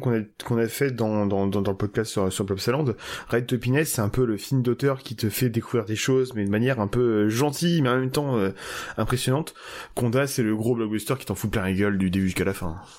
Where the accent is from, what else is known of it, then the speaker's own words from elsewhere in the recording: France; on est français.